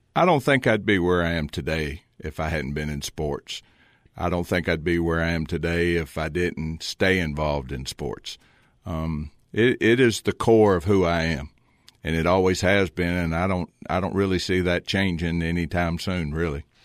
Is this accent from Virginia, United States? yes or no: yes; Lynchburg, Virginia, United States; moved away as an adult; now in Cookeville, United States; I was born and raised in Lynchburg, Virginia